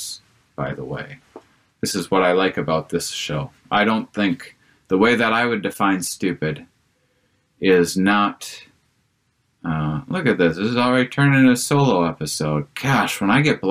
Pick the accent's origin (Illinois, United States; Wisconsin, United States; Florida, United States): Wisconsin, United States; I'm from Wisconsin